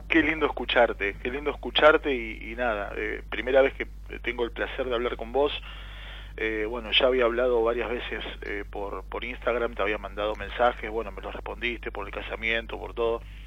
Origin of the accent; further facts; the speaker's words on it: Buenos Aires, Argentina; Yo soy de Mataderos